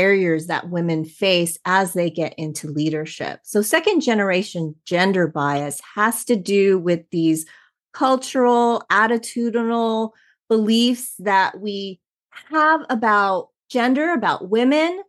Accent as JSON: {"language": "English", "town": "Los Angeles", "region": "California", "country": "United States", "tie": "born or raised there", "said": "born and raised in Southern California, right here in Los Angeles"}